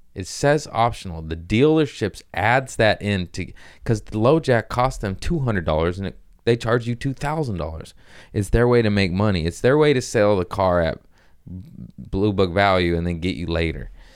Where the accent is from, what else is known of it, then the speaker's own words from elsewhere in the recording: United States; I'm American